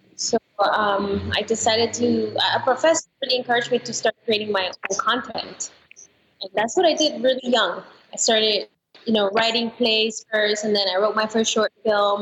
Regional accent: Venezuela; also born or lived in Colorado, United States; now in United States; I'm from Venezuela, so that's where I started acting when I was really, really young.

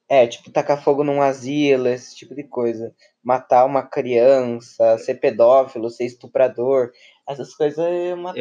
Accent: Rio Grande do Sul, Brazil; Eu nasci em Evi, Rio Grande do Sul

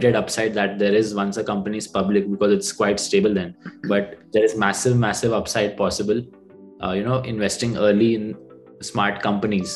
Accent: Bangalore, Karnataka, India; I'm born and brought up in Bangalore. My parents had moved here way before I was born.

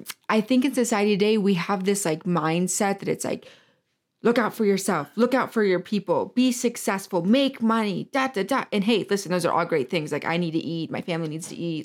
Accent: Michigan, United States; moved away; I'm from Michigan originally

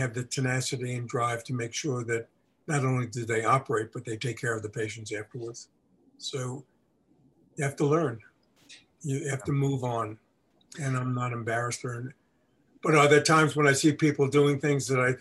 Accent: New York, United States; moved away; also born or lived in Milwaukee; I grew up in New York and Brooklyn, there were no horses

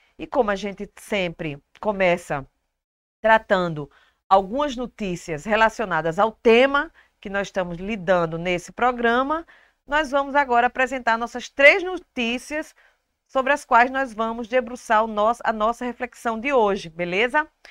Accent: Alagoas, Brazil; Eu sou alagoana

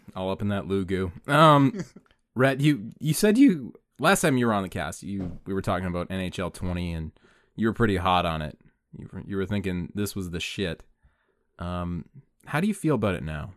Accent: Canada; we're Canadian, we're in Canada

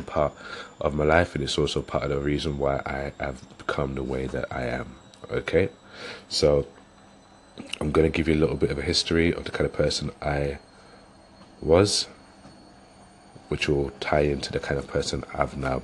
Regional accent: London, United Kingdom; now in West Yorkshire, United Kingdom; I'm originally from London, and I've moved up to West Yorkshire, which was a good few years ago

